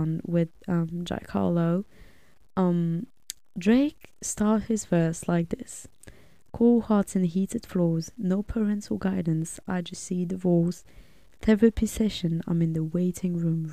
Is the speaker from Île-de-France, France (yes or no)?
yes; suburbs of Paris, Île-de-France, France; I was born and raised in France. Lived there my whole life in the suburbs of Paris.